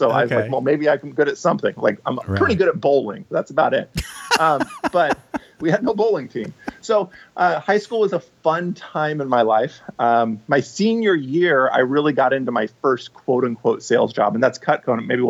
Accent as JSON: {"language": "English", "town": "Portland", "region": "Oregon", "country": "United States", "tie": "born or raised there", "also_born_or_lived": "Bellevue, Washington", "lives_now": "Vancouver, Washington, United States"}